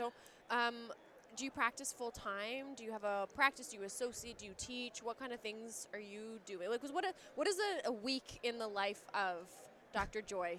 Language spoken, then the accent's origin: English; Canada; I'm from Canada